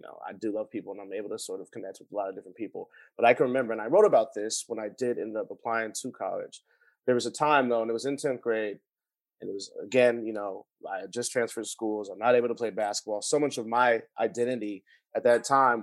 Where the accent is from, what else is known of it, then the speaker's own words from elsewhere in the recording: Los Angeles, California, United States; I grew up in West Adams, but I went to private schools. So I was exposed to a lot of different other neighborhoods